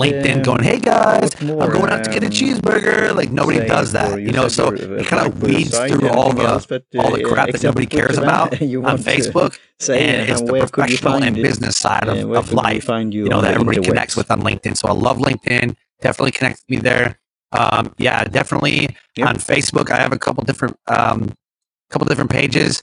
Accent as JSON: {"language": "English", "town": "Detroit", "region": "Michigan", "country": "United States", "said": "I'm from Detroit"}